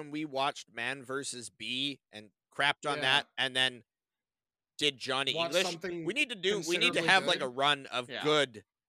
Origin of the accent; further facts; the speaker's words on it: Canada; because we're Canadian.